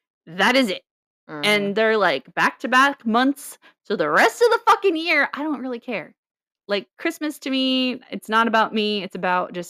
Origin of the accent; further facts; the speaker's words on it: United States; I love my hometown to an extent